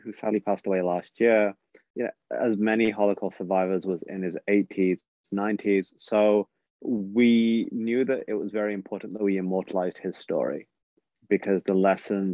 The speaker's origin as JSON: {"language": "English", "region": "England", "country": "United Kingdom", "tie": "born or raised there", "said": "my story of growing up in England"}